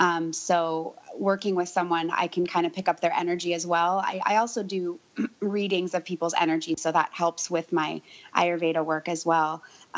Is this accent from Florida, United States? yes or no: no; San Francisco, California, United States; I am from San Francisco. I was actually born at home to two yogi hippie types.